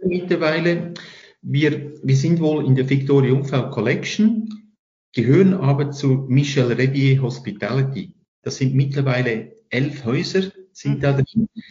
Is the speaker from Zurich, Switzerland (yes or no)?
no; Lucerne, Switzerland; now in Interlaken, Switzerland; Als Luzerner